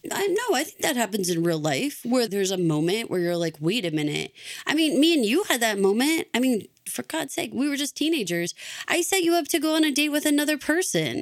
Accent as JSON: {"language": "English", "region": "Texas", "country": "United States", "moved": "as an adult", "said": "I moved away from Texas for a couple of years"}